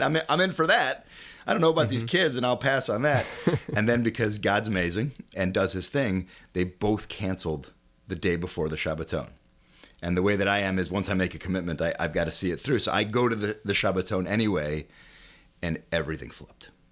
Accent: Chicago, Illinois, United States; I'm a uh, born and bred Chicagoan. Um, grew up here my uh, my whole life

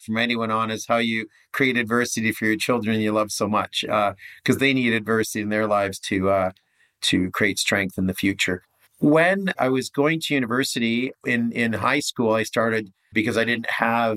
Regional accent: Canada; moved away as an adult; also born or lived in Mexico City / Barbados / Whistler; I'm Canadian.

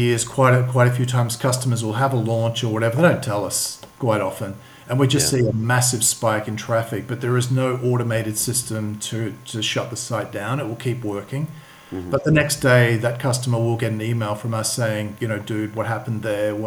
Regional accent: Australia; moved away as an adult; also born or lived in London / Sydney; now in Sofia, Bulgaria; I'm from Australia.

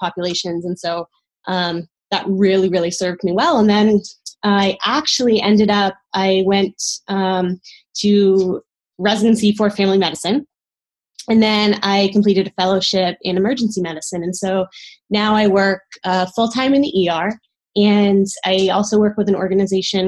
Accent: East Coast, United States; moved away as an adult; also born or lived in Caribbean; now in Northern California, United States; I grew up on the East Coast

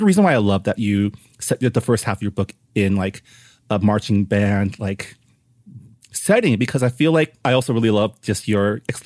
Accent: San Gabriel Valley, California, United States; also born or lived in East Coast; I grew up in the San Gabriel Valley

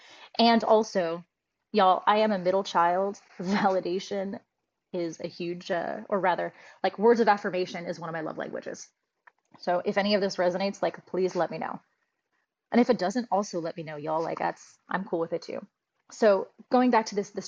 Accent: United States; I was raised in a third country called the United States

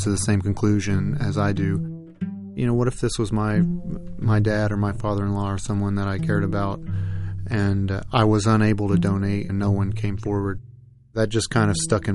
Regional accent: Tennessee, United States; now in Quincy, United States; I grew up in Tennessee

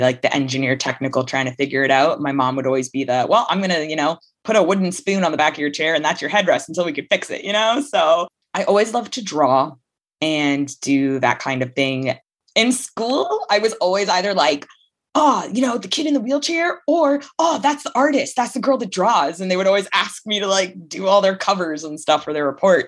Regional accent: Hamilton, Ontario, Canada; I grew up in Hamilton, Ontario, Canada, still there

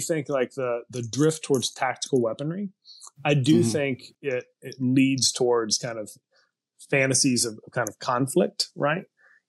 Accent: the South, United States; Maybe that's actually because I'm from the South and because when we've seen kind of like government tyranny in American history in the South

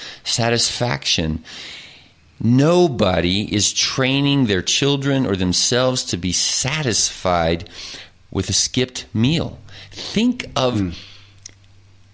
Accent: Oklahoma, United States; moved away; And I grew up in Oklahoma. I am an Oklahoman.

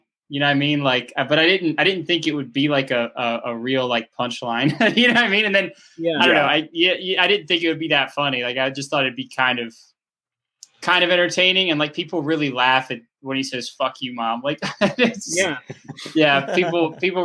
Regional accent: Atlanta, Georgia, United States; We're all from Atlanta

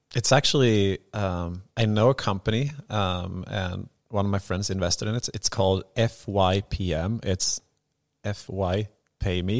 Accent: Sweden; I'm from Småland

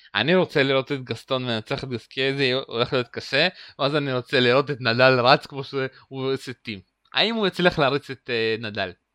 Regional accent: Uzbekistan; moved away; הוא נולד במדינה שגם אני נולדתי בה, אוזבקיסטן

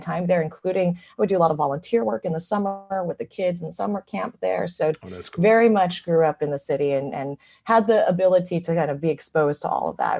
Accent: San Francisco, California, United States; I'm 100% a California native and kid. Grew up in San Francisco.

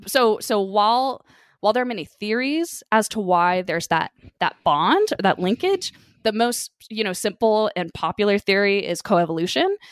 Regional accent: California, United States; living and, you know, growing up in California

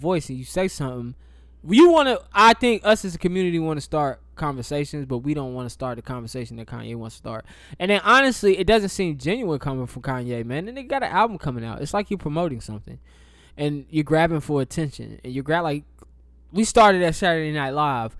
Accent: the South, United States; I'm from the South

